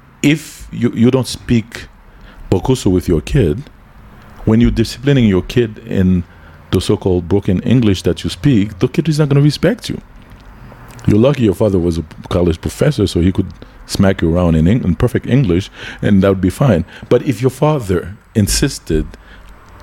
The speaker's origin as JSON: {"language": "English", "country": "United States", "tie": "born or raised there", "also_born_or_lived": "Haiti", "said": "When I was a kid in the United States, when I was growing up in the United States"}